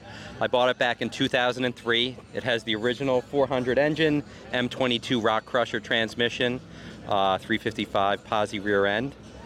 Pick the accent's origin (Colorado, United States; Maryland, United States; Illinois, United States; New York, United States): New York, United States; Queensbury; I'm from Queensbury, New York.